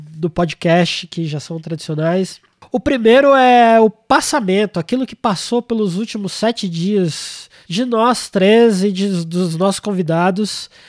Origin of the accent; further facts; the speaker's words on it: Brazil; É, a gente é brasileiro, a gente somos filhos do caos, né?